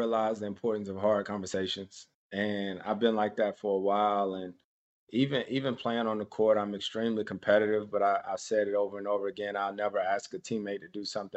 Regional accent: Winston-Salem, North Carolina, United States; Winston-Salem State University is an HBCU in my hometown

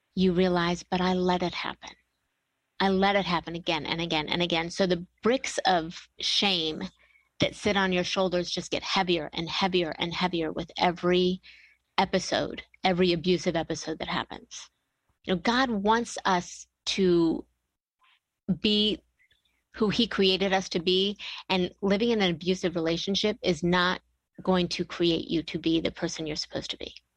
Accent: Bellevue, Ohio, United States; born or raised there

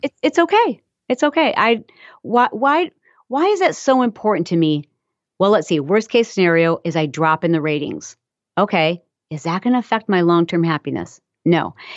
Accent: Michigan, United States; I'm from Michigan, and so I grew up around farms

